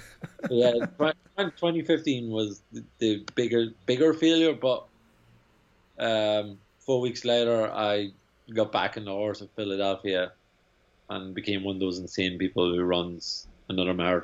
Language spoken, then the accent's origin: English; Ireland; now in New York, United States; I'm a very pasty, white, fair-haired Irishman